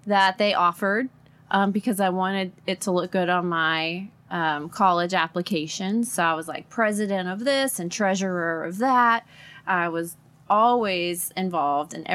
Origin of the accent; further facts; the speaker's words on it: Port Arthur, Texas, United States; I grew up in Port Arthur, Texas